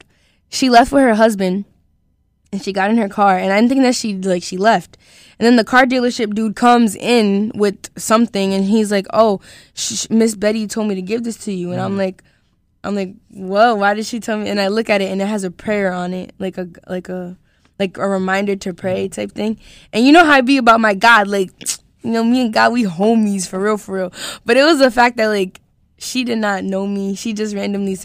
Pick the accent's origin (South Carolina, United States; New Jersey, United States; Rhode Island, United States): Rhode Island, United States; Providence; I'm just from Providence